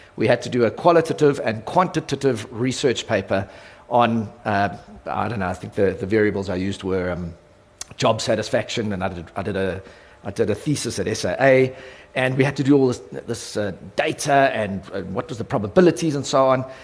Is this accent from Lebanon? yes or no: no; South Africa; my role as a South African